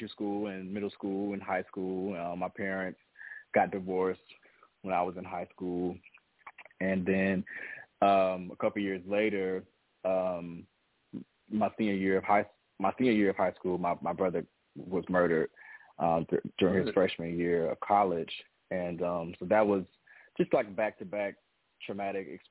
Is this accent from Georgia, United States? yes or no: yes; Atlanta, Georgia, United States; also born or lived in Mississippi; I was born in Mississippi, down south, country boy at the core, and my family moved to Atlanta when I was 6 years old